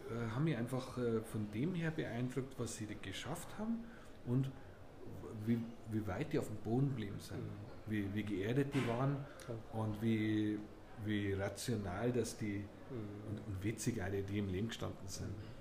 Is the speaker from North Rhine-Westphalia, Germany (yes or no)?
no; Munich, Bavaria, Germany; Meine Heimat München ist für mich. Heimat durch und durch. Ich möchte nie woanders leben.